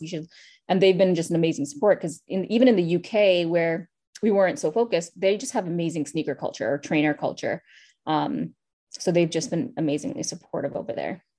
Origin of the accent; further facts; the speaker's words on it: New York City, New York, United States; my childhood and, like, growing up in Queens